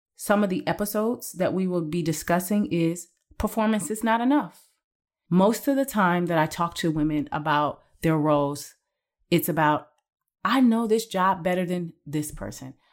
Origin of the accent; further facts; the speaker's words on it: Cleveland, Ohio, United States; I started as a process engineer in my hometown of Cleveland, Ohio